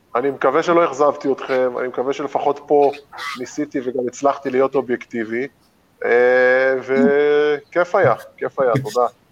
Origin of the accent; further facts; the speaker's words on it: Israel; בתור ישראלי ששיחק במכבי תל אביב שבע שנים